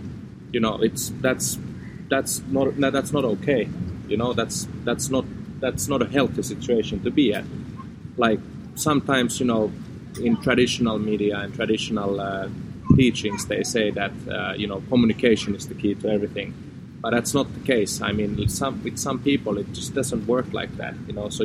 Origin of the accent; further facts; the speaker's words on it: Finland; also born or lived in Amsterdam; we've moved back to Finland together, back to my home country and close to my family